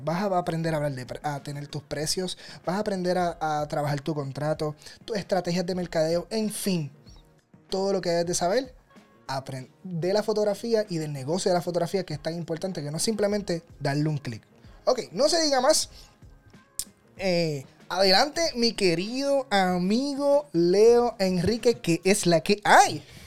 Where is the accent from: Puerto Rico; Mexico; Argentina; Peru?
Puerto Rico; soy fotógrafo profesional de Puerto Rico